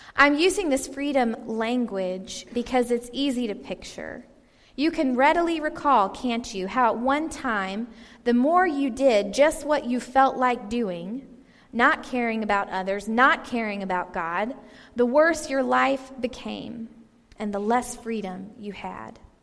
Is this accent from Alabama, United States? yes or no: no; Georgia, United States; I lived in Georgia, I grew up in Georgia